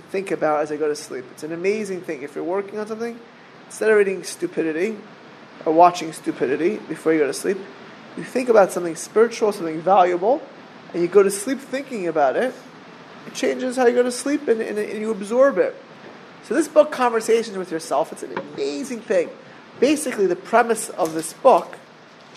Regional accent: Miami Beach, Florida, United States; We grew up in Miami Beach together

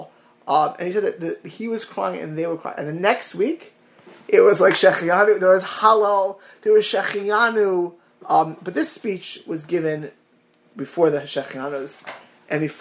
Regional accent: Miami Beach, Florida, United States; Miami Beach, Florida, my hometown

